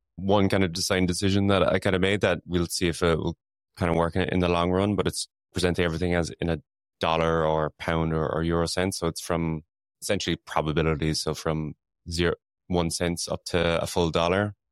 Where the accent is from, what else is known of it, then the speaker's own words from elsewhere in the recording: Ireland; now in London, United Kingdom; I'm Irish, so we say soccer as well